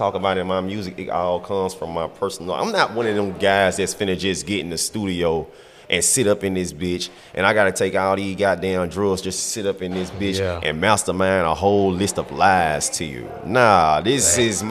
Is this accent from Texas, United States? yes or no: no; the Bay Area, California, United States; I grew up down in the Bay.